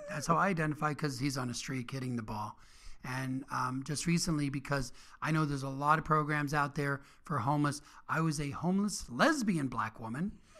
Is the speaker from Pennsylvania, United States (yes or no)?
yes; Northeast Pennsylvania, United States; moved away; I'm from Northeast Pennsylvania.